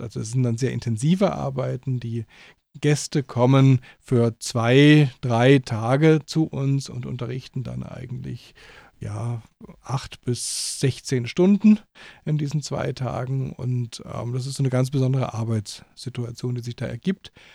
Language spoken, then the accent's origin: German; Germany; moved away as an adult; now in Austria; ich nicht Österreicher bin und aus Deutschland komme